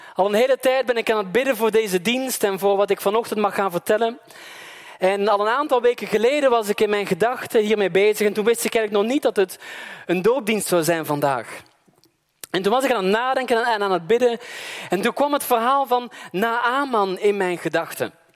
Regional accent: Belgium; moved away; Maar ik kom uit België

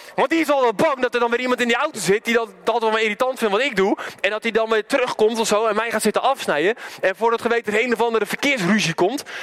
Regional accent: Randstad, Netherlands; moved away; waar ik vandaan kom, een beetje de Randstad

